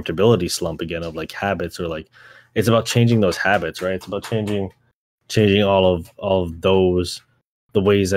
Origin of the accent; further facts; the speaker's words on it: Canada; growing up in Canada